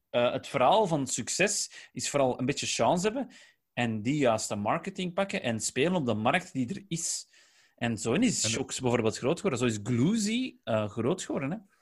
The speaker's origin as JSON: {"language": "Dutch", "region": "Flanders", "country": "Belgium", "accent": "Flemish", "said": "wij zijn wel Vlaams, hè, wij hebben een Vlaams accent"}